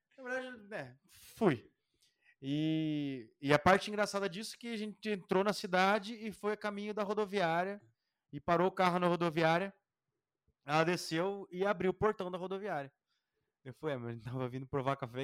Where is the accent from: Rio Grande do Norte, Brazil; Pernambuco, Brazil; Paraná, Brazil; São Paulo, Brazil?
Paraná, Brazil; Curitiba; A gente é caipira aqui